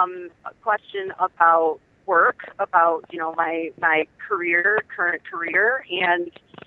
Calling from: Michigan, United States; I'm from Michigan.

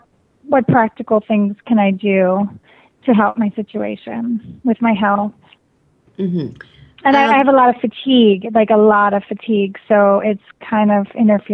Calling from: Phoenix, Arizona, United States; I'm calling from Phoenix, Arizona.

